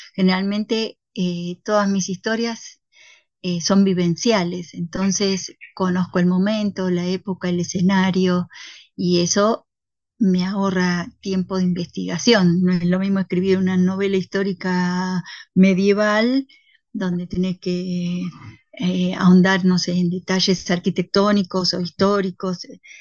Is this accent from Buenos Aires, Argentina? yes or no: yes; Buenos Aires, Argentina; moved away as an adult; also born or lived in Andean Patagonian forest; now in Patagonia, Argentina; del 80% de los que viven acá somos emigrados porteños